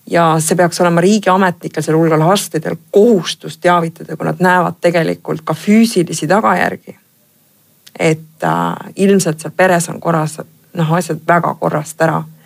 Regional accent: Pärnu, Pärnu County, Estonia; ma olen ise Pärnust pärit

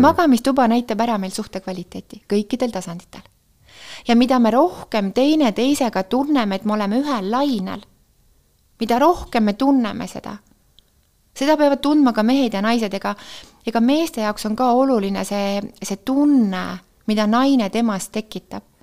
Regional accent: Tartu, Tartu County, Estonia; born or raised there; moved away

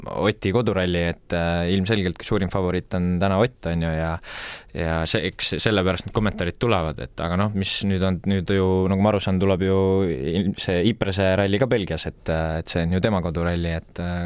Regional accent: Tartu, Tartu County, Estonia; also born or lived in Otepää; olen siin ikkagi väga kohalik, et meil on maakodu, on nagu Otepääl ja noh, ise elan Tartus

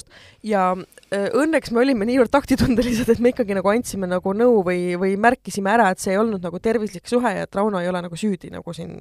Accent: Estonia; ma olen eestlane

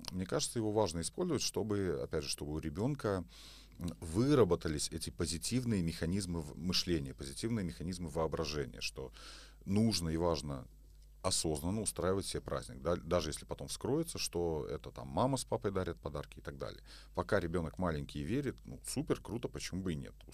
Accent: Belarus; moved away; Вот я, кстати, из Беларуси, я сюда приехал, я впервые про гномики услышал.

